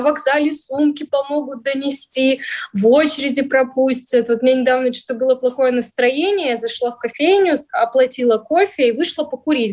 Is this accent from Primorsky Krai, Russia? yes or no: yes; Vladivostok, Primorsky Krai, Russia; moved away as an adult; also born or lived in Saint Petersburg / Yaroslavl; now in Moscow, Russia; родилась я в городе Владивостоке. Потом я сравн-, пробовала в юношеском возрасте переезжать. Я жила и в Петербурге, и в Ярославле. Всё это через Ма-, Москву. И в итоге остановилась во Владивостоке.